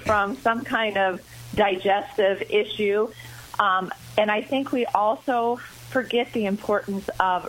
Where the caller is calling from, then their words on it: Colorado, United States; Well, today I'm in Colorado, so I was up a little earlier.